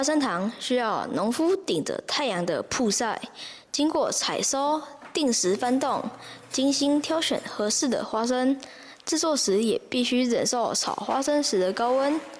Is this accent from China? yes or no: no; Fangyuan, Changhua County, Taiwan; 我们的家乡位于南彰化方院，有着全台面积最大的泥质潮间带